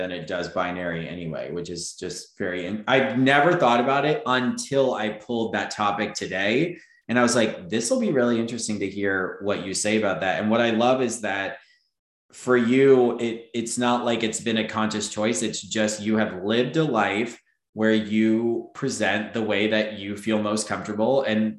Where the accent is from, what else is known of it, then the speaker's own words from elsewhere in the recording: Florida, United States; also born or lived in Texas; I grew up in Florida too. Yeah. I grew up in Florida and Texas.